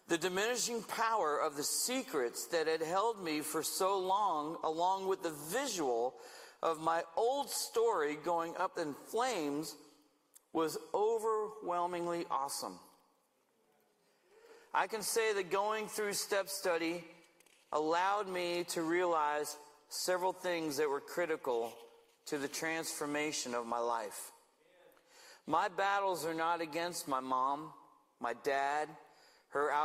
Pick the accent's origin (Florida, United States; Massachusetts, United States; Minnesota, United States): Florida, United States; Stuart; moved away as an adult; also born or lived in Savannah, Georgia / Woodland Park, Colorado; now in Manteca, United States; God moved us back to Stuart, Florida, where I served as pastor of worship and community care at a church in my hometown